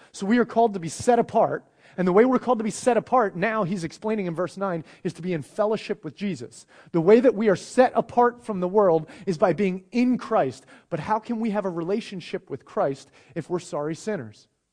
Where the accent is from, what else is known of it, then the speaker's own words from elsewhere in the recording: United States; I'm an American